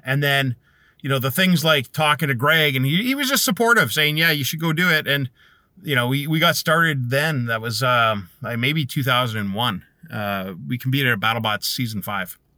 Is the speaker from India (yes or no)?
no; Canada; being Canadian